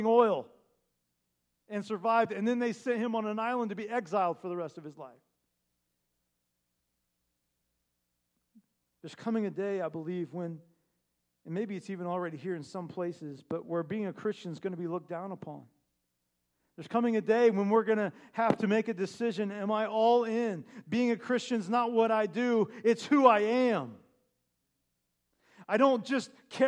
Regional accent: Terre Haute, Indiana, United States; moved away; Back in Indiana, we have sycamore trees

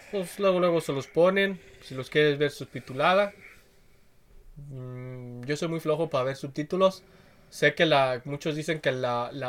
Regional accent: Mexico

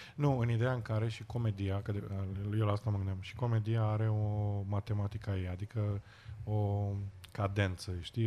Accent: Romania; moved away as an adult; now in United Kingdom; de unde ești, să le spun din România

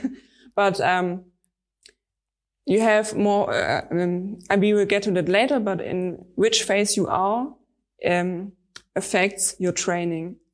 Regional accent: Stuttgart, Baden-Württemberg, Germany; I'm from Stuttgart. It's in the south of Germany

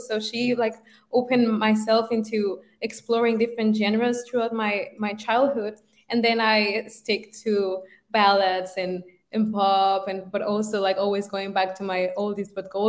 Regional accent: Mexico; moved away as an adult; now in Valencia, Spain; Well, now I am based in Valencia, but I'm actually Mexican. So I've been living here for a year.

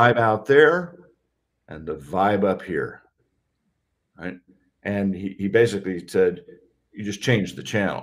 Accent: Kentucky, United States; moved away as an adult; also born or lived in Chicago; I grew up in Kentucky

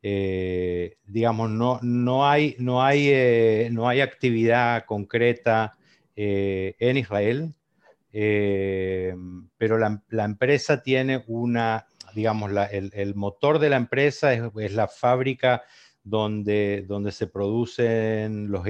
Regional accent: Corrientes, Argentina; Yo, soy de Corrientes

